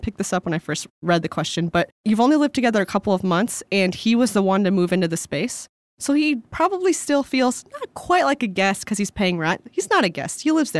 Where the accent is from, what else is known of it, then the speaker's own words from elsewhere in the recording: New York, United States; I'm a super ask person, and to add to that, I'm originally from New York.